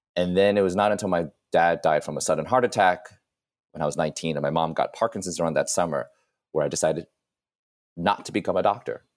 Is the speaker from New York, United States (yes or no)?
yes; New York City, New York, United States; Columbia was only, like, a twenty-minute cab ride away from where I grew up in New York